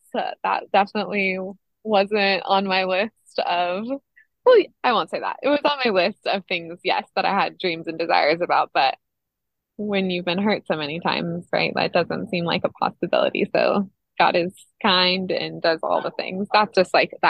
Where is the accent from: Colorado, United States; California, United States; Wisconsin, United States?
California, United States; Monterey County; I'm from California. I was born and raised in Monterey County